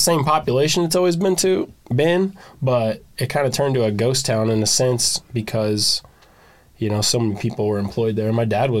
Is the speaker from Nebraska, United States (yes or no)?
yes; Beatrice, Nebraska, United States; moved away; also born or lived in DeWitt, Nebraska; I'm originally from Beatrice, Nebraska.